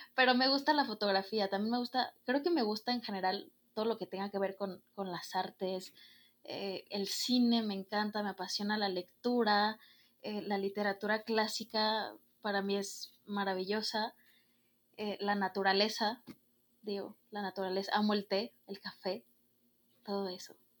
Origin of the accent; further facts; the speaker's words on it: Guadalajara, Jalisco, Mexico; soy de aquí, de Guadalajara, Jalisco